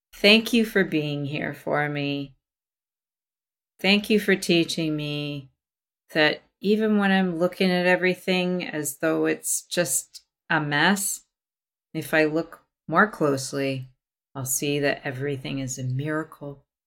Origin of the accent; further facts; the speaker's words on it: Vancouver, British Columbia, Canada; I was from Vancouver